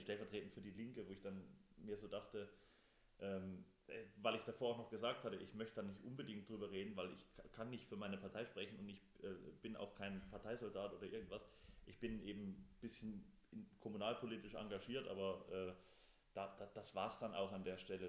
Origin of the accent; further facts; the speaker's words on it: Thuringia, Germany; wir kommen ja beide aus Thüringen